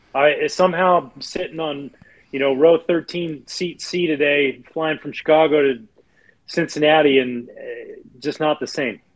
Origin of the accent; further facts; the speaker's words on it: outside of Vancouver, British Columbia, Canada; moved away; I grew up outside of Vancouver, British Columbia